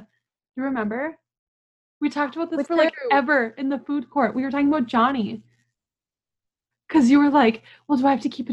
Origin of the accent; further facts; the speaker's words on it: United States; also born or lived in China; I'm American?